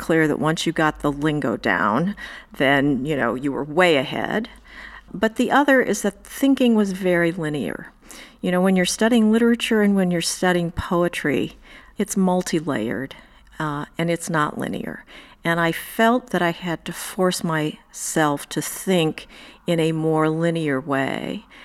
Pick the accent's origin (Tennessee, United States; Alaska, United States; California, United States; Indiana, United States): Indiana, United States; now in New York, United States; I grew up in Indiana